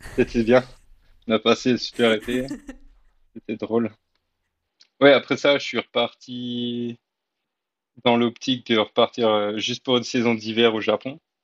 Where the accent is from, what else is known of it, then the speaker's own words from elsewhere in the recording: France; moved away as an adult; also born or lived in New Zealand / Australia; en tant que Français